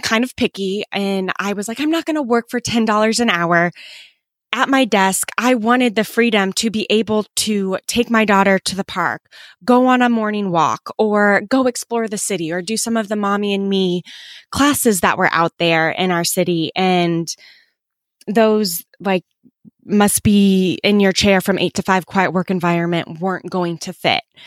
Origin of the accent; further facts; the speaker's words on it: Kansas City, United States; I grew up in, um, Kansas City